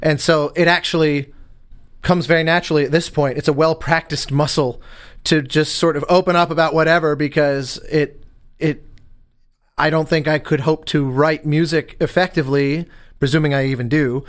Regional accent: Denver, Colorado, United States; moved away as an adult; growing up in Denver, you know, when I go home

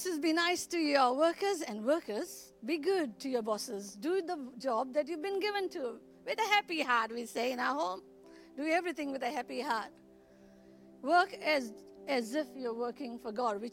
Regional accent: Goa, India; moved away; I was brought up in Goa, where we were ruled by Portuguese for 410 years.

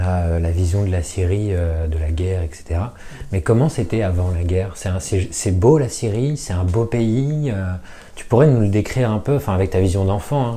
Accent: France; Nous, en tant que Français

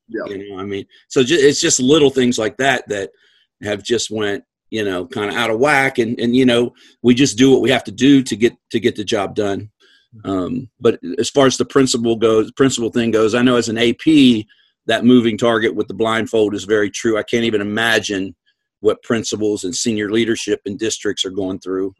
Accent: Western Maryland, United States; moved away; grew up in Western Maryland

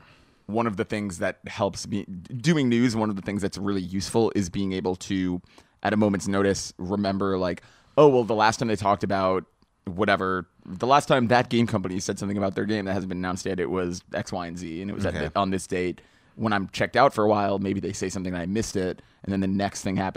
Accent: New England, United States; probably by virtue of I grew up in New England and ate that a lot.

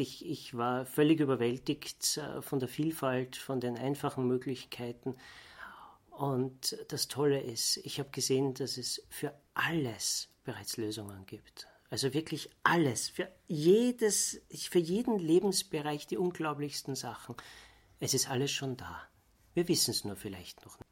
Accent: Vienna, Austria; bin ich Wiener.

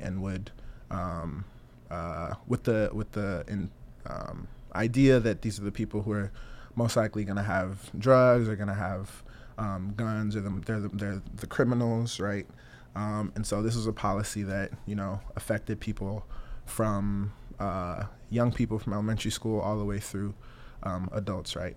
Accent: Las Vegas, Nevada, United States; also born or lived in Togo; I was born in Togo, small country in West Africa, directly to the east of Ghana. Uh, came here with my mom. My mom was a political refugee uh, in '96. I was four years old. Um, grew up in Las Vegas.

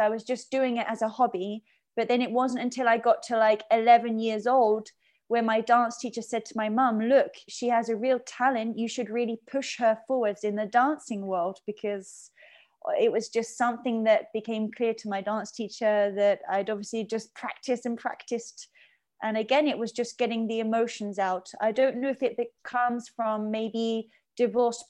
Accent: Surrey, South East England, United Kingdom; I grew up in Surrey in England, the southeast of London.

